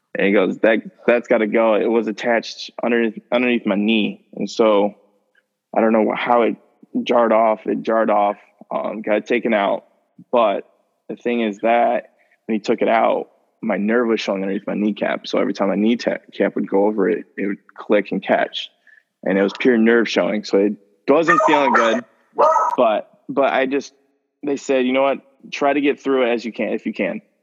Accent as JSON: {"language": "English", "town": "St. Joseph", "country": "United States", "tie": "born or raised there", "said": "my hometown"}